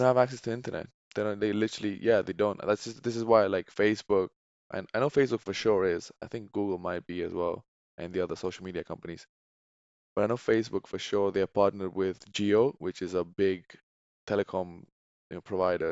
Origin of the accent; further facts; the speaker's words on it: Tenerife, Canary Islands, Spain; now in United Kingdom; born and raised in Tenerife, and now I live in the U K.